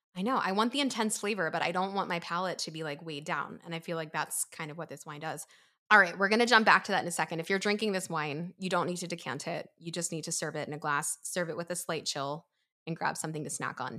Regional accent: East Coast, United States; also born or lived in New York; now in Pennsylvania, United States; I grew up on the East Coast

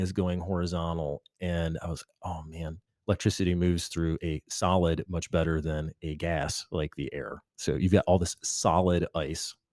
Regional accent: Michigan, United States; I came out of a big family in Michigan

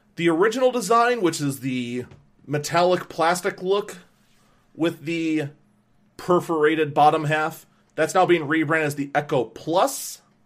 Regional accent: Wauwatosa, Wisconsin, United States; here in my hometown of Wauwatosa

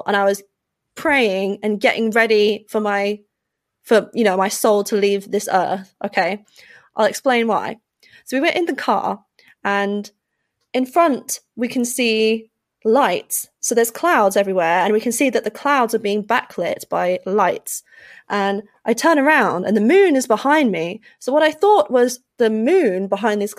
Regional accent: United Kingdom; as a British citizen

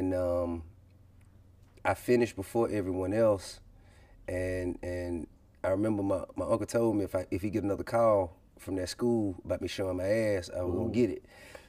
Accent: Atlanta, Georgia, United States; I'm from Bankhead. I'm from the West Side, Zone One. I went to Grove Park Elementary School.

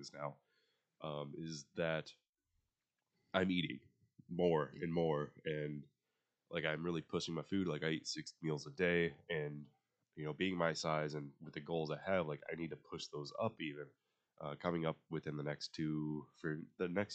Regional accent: United States; I am American

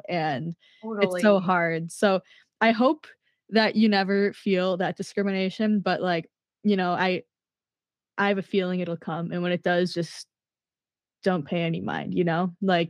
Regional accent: Minnesota, United States; Cause like here I am, I'm from Minnesota.

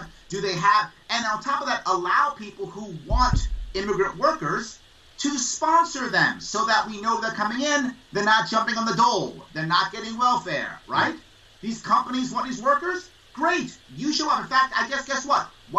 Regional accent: United States; I'm an American.

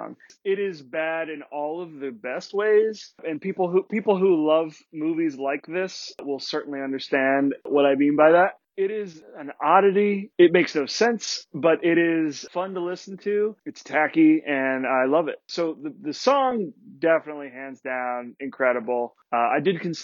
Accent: New Jersey, United States; I'm not from the Pine Barrens, but I am from South Jersey, like right near the Pine Barrens

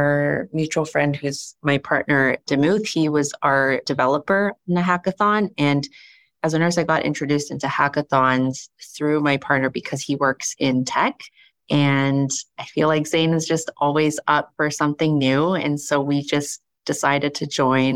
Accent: Toronto, Ontario, Canada; I'm from Toronto, Canada

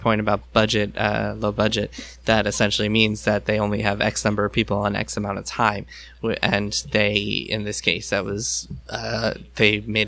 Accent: New York, United States; I grew up in New York.

